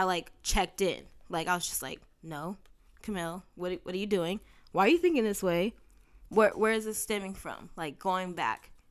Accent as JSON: {"language": "English", "town": "San Bernardino", "region": "California", "country": "United States", "tie": "born or raised there", "said": "my hometown"}